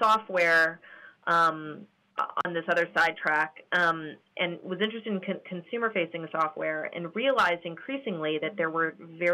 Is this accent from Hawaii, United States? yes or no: yes; Honolulu, Hawaii, United States; I grew up in Honolulu, Hawaii